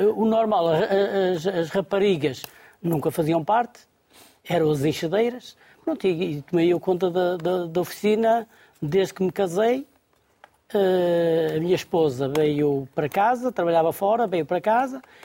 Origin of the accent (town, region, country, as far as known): Gondomar, Porto District, Portugal; born or raised there